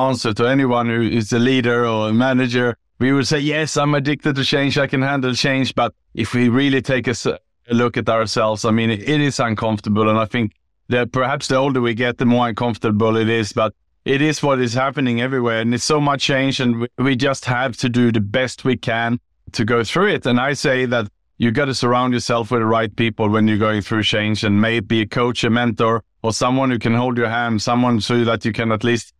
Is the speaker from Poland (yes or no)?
no; Sweden; moved away as an adult; also born or lived in Gold Coast, Australia / Bangkok, Thailand / Southeast Asia; Yeah, so I was born in Sweden